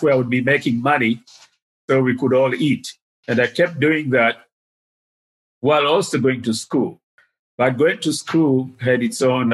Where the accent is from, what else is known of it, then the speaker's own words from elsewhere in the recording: Dar es Salaam, Tanzania; moved away as an adult; also born or lived in Ujiji, Tanzania / United States; Most of my upbringing was in Dar es Salaam. I was born in Ujiji, which is by Lake Tanganyika. But we moved to Dar es Salaam in the early 50s when I was 5, 6